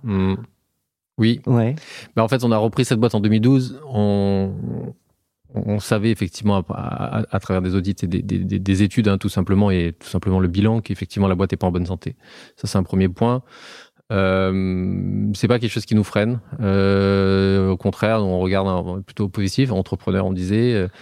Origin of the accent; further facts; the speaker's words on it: Auvergne-Rhône-Alpes, France; also born or lived in Haute-Loire; nous, on est Auvergnat. Euh, moi, j'habite en Haute-Loire euh, depuis euh, quelques temps